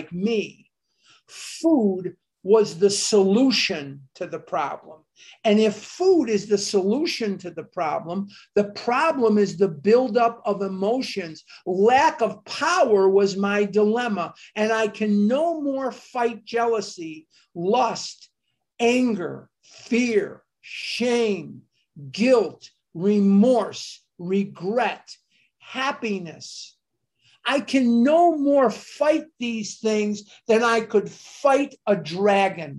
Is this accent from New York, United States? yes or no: no; Chicago, Illinois, United States; I went to Mather High School in Chicago, north side of Chicago, born and raised in Chicago